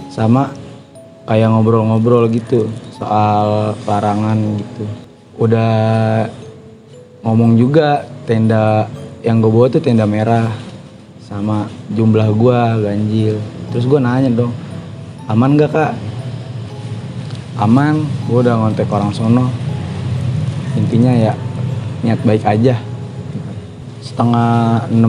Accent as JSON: {"language": "Indonesian", "town": "Cikarang", "region": "West Java", "country": "Indonesia", "said": "Gue kan dari Cikarang emang."}